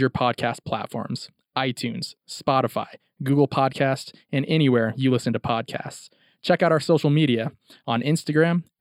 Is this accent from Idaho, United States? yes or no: yes; Idaho, United States; I'm uh, 26 years old. And my background, I'm actually from Idaho, born and raised, but I come from a Samoan descent. Uh, my father's full Samoan.